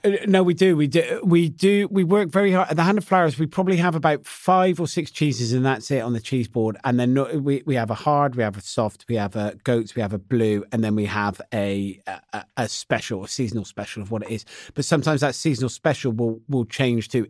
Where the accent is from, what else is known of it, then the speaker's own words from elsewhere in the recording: West Country, South West England, United Kingdom; I'm from the West Country, not far from Cheddar Gorge